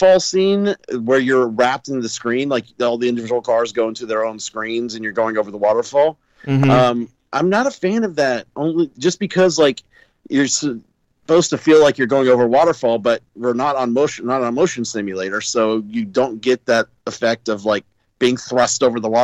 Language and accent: English; Texas, United States; I grew up in Texas.